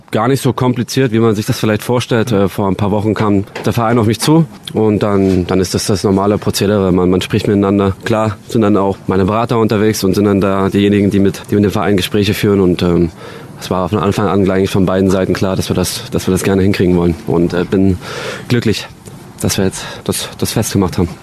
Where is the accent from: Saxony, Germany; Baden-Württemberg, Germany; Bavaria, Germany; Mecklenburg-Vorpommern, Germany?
Saxony, Germany; Dresden; Dresden als meine Heimat, hier bin ich, hier bin ich aufgewachsen